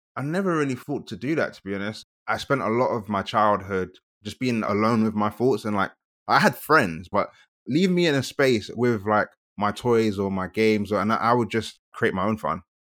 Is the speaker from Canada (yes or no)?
no; London, United Kingdom; also born or lived in Kent; I'm first generation Nigerian born and raised in South London